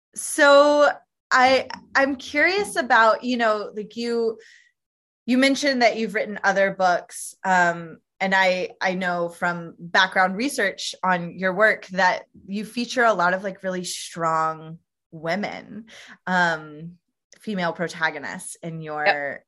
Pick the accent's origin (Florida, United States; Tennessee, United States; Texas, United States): Tennessee, United States; I'm originally from Tennessee